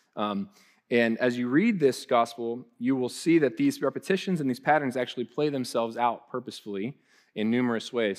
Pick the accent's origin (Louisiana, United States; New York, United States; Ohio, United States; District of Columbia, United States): Ohio, United States; Columbus; moved away; we're from Columbus